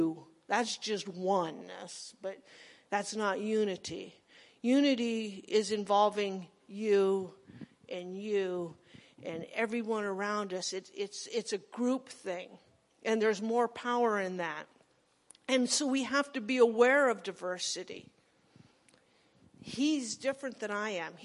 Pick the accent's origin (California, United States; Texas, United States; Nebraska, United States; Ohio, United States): Nebraska, United States; I was a redneck from Nebraska